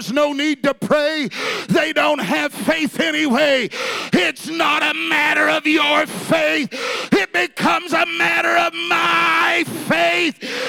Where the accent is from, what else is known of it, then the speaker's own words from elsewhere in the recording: Texas, United States; I'm really a Texan